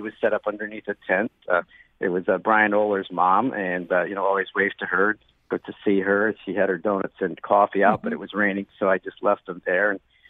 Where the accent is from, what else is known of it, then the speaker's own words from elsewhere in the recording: East Canaan, Connecticut, United States; I'm from the suburbs. I'm from East Canaan.